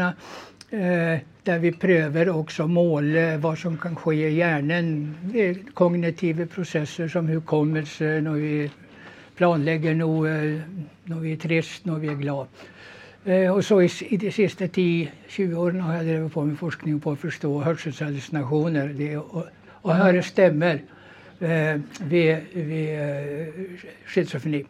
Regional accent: Sweden; moved away as an adult; now in Norway; jag är född och uppvuxen i Sverige som du säkert hör

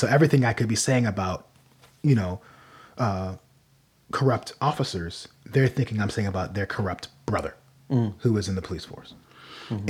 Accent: United States

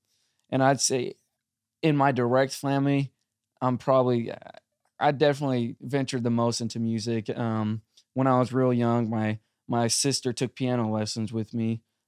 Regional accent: South Korea; also born or lived in United States; And I grew up in South Korea for a little bit.

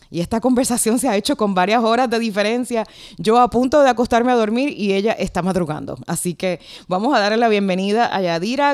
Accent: Puerto Rico; moved away; la mía también, Puerto Rico

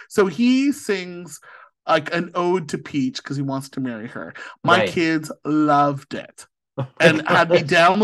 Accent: St. Catharines, Ontario, Canada; born or raised there; now in Ottawa, Canada

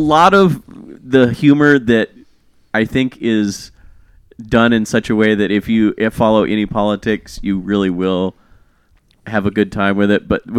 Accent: Kansas, United States; growing up in Kansas

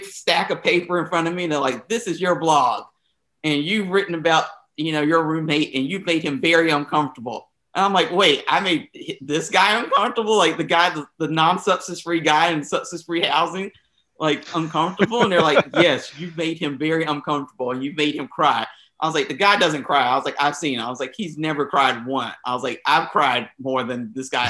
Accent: the South, United States; I was from the South

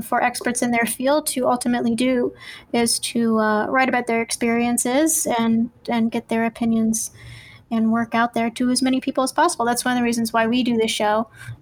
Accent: West Virginia, United States; I was born in West Virginia

